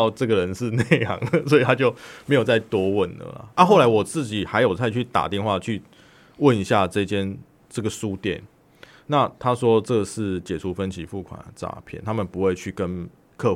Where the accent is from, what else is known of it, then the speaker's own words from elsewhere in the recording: Taiwan; 我们台湾人会对于一些讯息或者对一些可能一些交往人人就是有有人有人就应该说人际关系上，我会确实很多的存疑